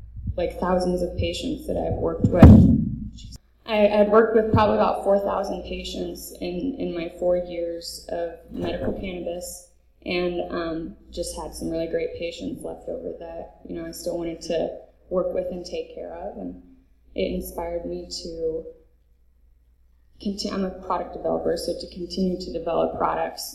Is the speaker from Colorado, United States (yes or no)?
yes; Colorado, United States; also born or lived in California; I'm from Colorado